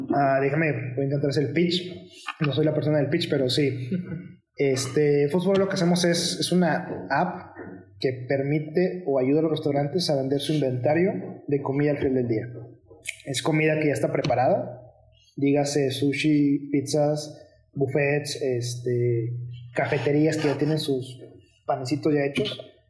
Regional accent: Mexico; dos de los miembros somos mexicanos

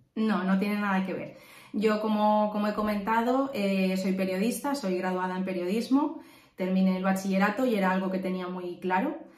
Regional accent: Valencia, Valencian Community, Spain; soy de Valencia, tengo 30 años

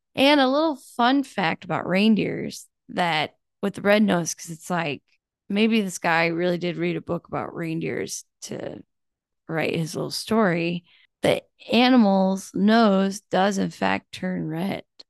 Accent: United States; we do that as Americans

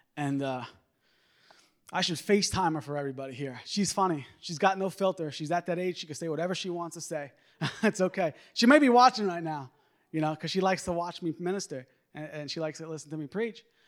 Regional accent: New York, United States; moved away; I'm originally from New York

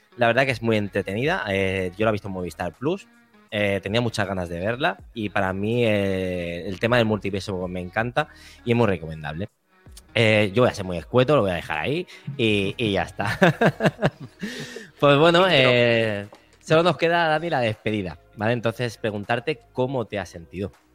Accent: Badalona, Catalonia, Spain; la gente que somos de Badalona

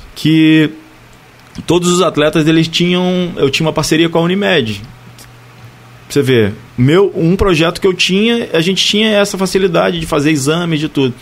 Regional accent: Barra do Piraí, Rio de Janeiro, Brazil; eu sou natural de Barra, né? Minha família é daqui, né? De Barra do Piraí

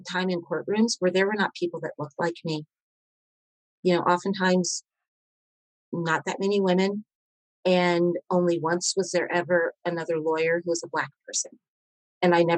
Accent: Kentucky, United States; moved away; I'm from Kentucky

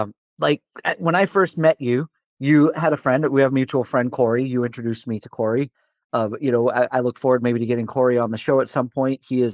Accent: Vermont, United States; growing up in Vermont, And having come from Vermont

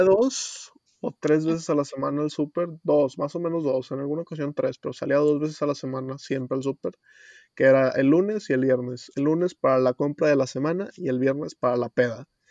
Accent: Mexico; moved away as an adult; now in Spain; como joven y como mexicano

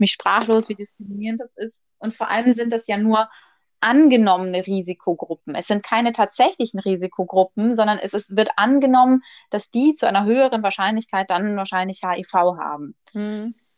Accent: Germany; Bei uns in Deutschland

